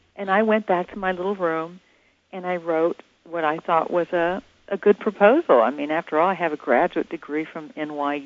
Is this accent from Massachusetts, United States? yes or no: no; Atlanta, Georgia, United States; I'm from Atlanta